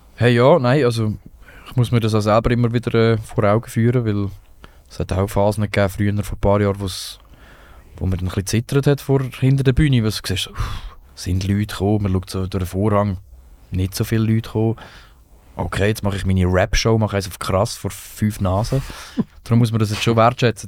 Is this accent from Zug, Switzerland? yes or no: no; Rothenburg, Lucerne, Switzerland; ich bin nicht in Marseille aufgewachsen, ich bin in Rotenburg im Kanton Luzern, das ist ein angelöses Dorf.